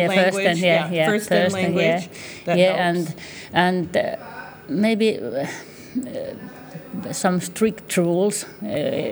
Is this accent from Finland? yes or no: yes; Finland; I come from Finland. I'm working there as a specialist for special swimming